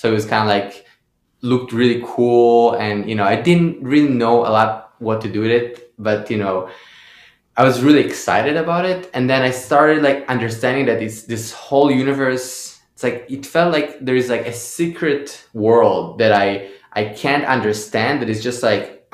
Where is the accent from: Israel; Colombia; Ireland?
Israel; Haifa, Haifa District; I grew up in Haifa, so there wasn't a big scene there.